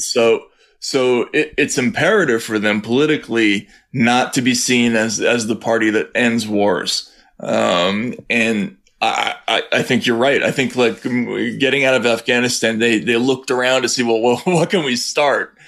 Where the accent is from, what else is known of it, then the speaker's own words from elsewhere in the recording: United States; moved away as an adult; also born or lived in Russia; relieved I was to come from the United States